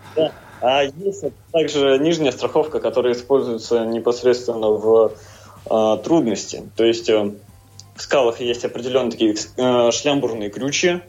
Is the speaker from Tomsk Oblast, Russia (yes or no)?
yes; Tomsk, Tomsk Oblast, Russia; я из Томска